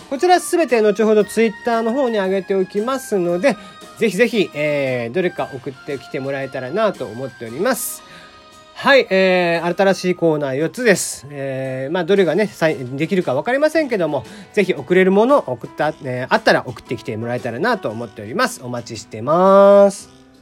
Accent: Kagoshima, Japan; 僕はやっぱ鹿児島生まれなんでね、まあ、結構風とか雨とか慣れている

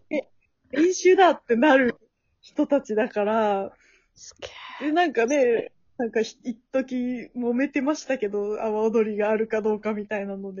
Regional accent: Tokushima, Japan; 徳島出身なんですけど

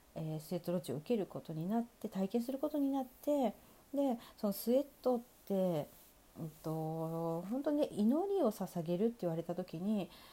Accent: Sapporo, Hokkaido, Japan; moved away; 地元の札幌で開催した

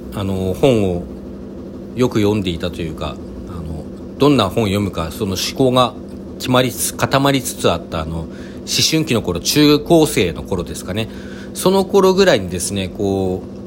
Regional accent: Hokkaido, Japan; now in Kanto, Japan; 私はあの、北海道出 身なので

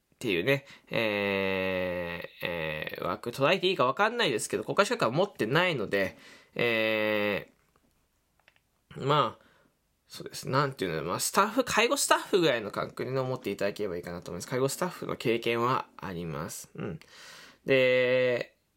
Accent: Fukuoka, Japan; 福岡出身です

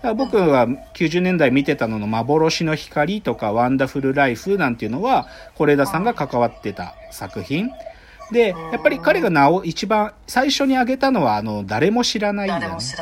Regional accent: Maebashi, Gunma, Japan; 物語の半分で出てくるのって、僕が生まれ育った町なんだよ

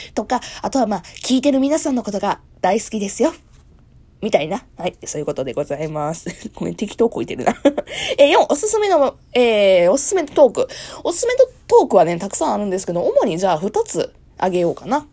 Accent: Kansai, Japan; moved away as an adult; now in Kanto, Japan; 私、え出身地は関西でございます

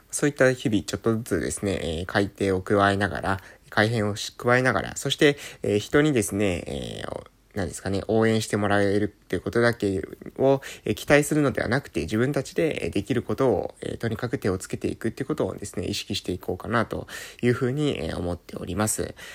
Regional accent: Japan; 今出身の、えー、村に住んでます

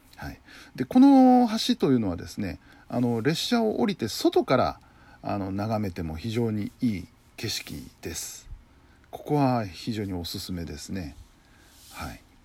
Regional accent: Kinki region, Nara, Japan; 僕の地元の近畿地方

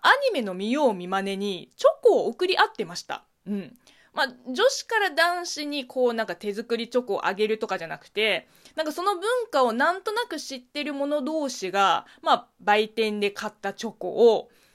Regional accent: China; Japanese is a second language; moved away; 中国生まれ、中国育ち

